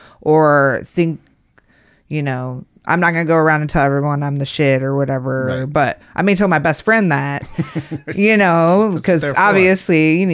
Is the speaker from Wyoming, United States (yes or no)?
yes; Casper, Wyoming, United States; Casper, Wyoming.